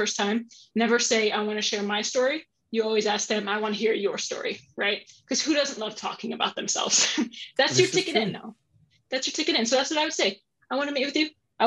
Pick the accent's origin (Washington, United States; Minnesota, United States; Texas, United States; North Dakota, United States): Texas, United States; San Antonio; moved away as an adult; now in Columbus, United States; I grew up in San Antonio, Texas, grew up in the South.